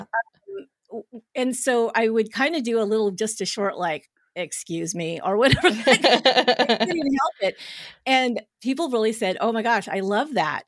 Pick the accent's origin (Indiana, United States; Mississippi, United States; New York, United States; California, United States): California, United States; San Jose; my hometown of where I'm at in San Jose, California